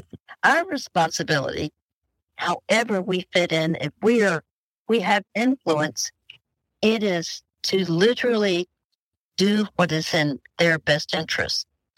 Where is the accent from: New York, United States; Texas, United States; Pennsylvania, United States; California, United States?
Texas, United States; Dallas; We're new friends, even though we're both from Dallas, Texas, but we're new friends now.